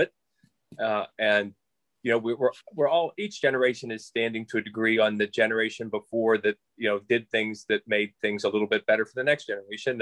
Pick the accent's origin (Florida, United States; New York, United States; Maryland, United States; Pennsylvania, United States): Pennsylvania, United States; Moon Township; also born or lived in Thornburg, Pennsylvania; I'm originally from uh, Moon Township, so out by the airport. Uh, my mother and family still live in the same. Well, my mother now lives in the same house that we grew up